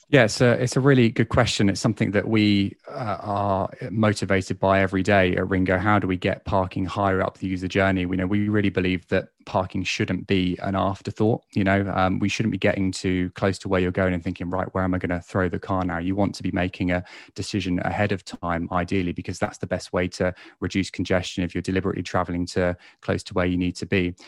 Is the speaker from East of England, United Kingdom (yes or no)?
no; Basingstoke, South East England, United Kingdom; my hometown in Basingstoke